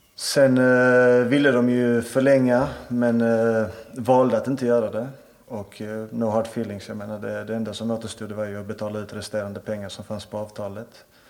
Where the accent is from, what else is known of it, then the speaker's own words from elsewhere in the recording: Malmö, Skåne, Sweden; Som malmöit, jag är född och uppvuxen i Malmö.